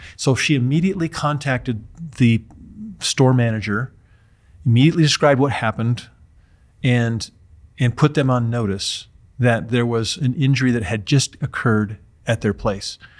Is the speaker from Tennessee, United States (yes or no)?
no; Utah, United States; my home state of Utah